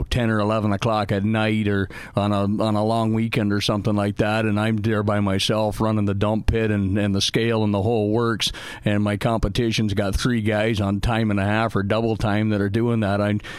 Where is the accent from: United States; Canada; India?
Canada; I'm bilingual from Canada, so I smog both.